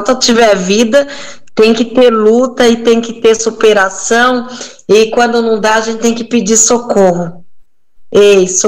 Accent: Bahia, Brazil; Olha, eu sou baiana, eu te falei, né?

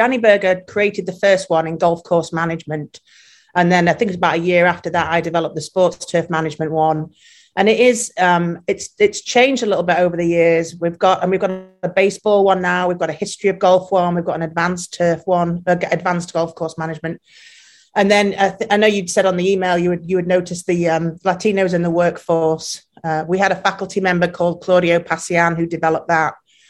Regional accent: England, United Kingdom; moved away as an adult; And then I came over from England and my passion was sports turf.

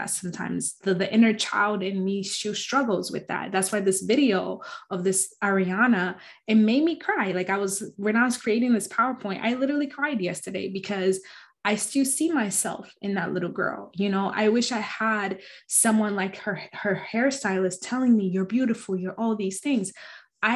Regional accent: Arizona, United States; growing up in Arizona, it's very anti-Black

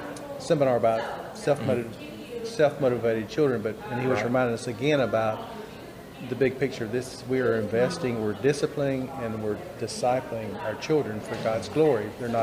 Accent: Walkertown, North Carolina, United States

